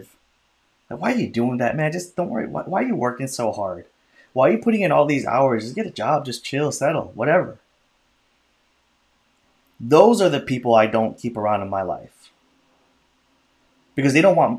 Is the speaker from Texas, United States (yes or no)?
no; Chicago, Illinois, United States; also born or lived in California; born in California, and then I grew up in Chicago, and then we moved to the suburbs when I was like in sixth grade